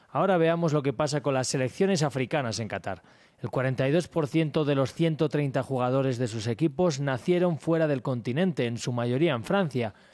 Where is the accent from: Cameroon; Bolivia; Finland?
Cameroon; born there; pero es muy especial, es mi país natal